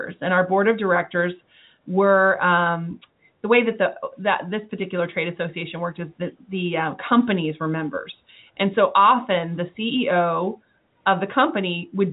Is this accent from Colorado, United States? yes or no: yes; Denver, Colorado, United States; also born or lived in Washington, D.C. / Texas; now in Houston, United States; I grew up in Denver